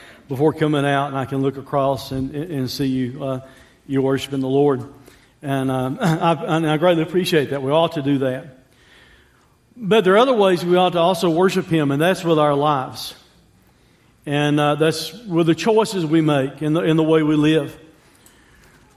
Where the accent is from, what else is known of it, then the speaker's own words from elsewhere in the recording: United States; I'm an American